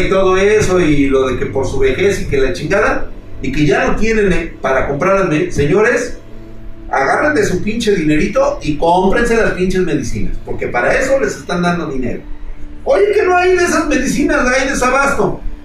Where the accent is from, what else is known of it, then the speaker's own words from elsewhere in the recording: Mexico; como mexicanos